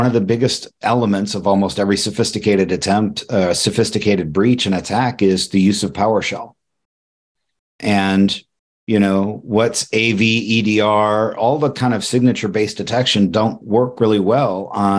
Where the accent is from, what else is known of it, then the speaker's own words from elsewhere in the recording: Ireland; And I'm Irish, so I'm overly cynical and jaded